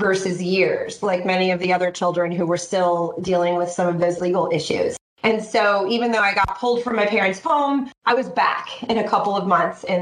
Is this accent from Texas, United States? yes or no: yes; Sugar Land, Texas, United States; I was born in Sugar Land, Texas